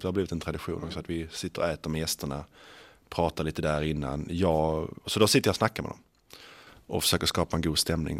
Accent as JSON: {"language": "Swedish", "region": "Skåne", "country": "Sweden", "accent": "Scanian (skånska)", "said": "jag pratar skånska"}